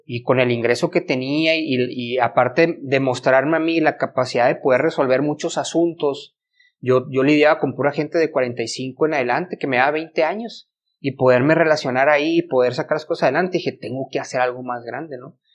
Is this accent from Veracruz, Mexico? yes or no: no; Ciudad Obregón, Sonora, Mexico; moved away as an adult; now in Chihuahua, Mexico; mi mamá se había ido a vivir aquí a Chihuahua, porque soy de Obregón, de Obregón. Entonces yo había venido a vivir a Chihuahua